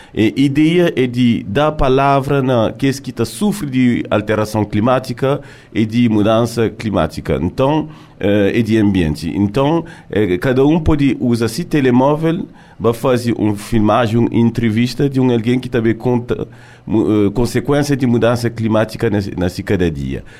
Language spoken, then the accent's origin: Portuguese; France; me nasci na França, criei na França, mas gosto de estar ali na Cabo Verde